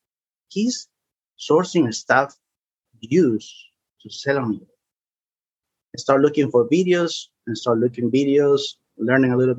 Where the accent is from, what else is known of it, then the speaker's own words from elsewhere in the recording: Peru; now in Bristow, United States; I'm from Peru.